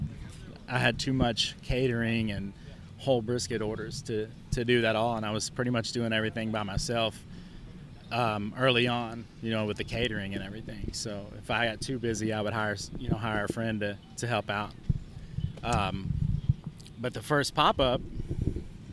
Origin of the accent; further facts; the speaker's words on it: Pflugerville, Texas, United States; I was from Pflugerville